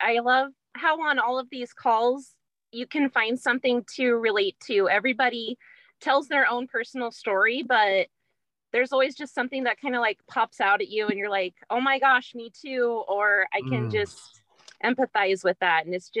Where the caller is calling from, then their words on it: Springfield, Oregon, United States; Springfield, Oregon.